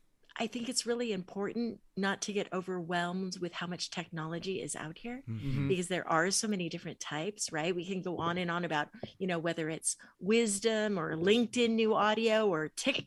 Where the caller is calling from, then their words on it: California, United States; I'm in Southern California, near LA a little bit.